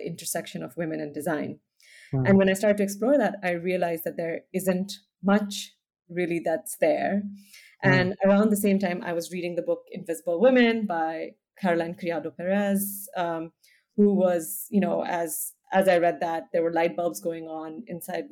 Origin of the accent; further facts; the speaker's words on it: India; also born or lived in United States; now in Amsterdam, Netherlands; I grew up in India. I'm from India. I live now in Amsterdam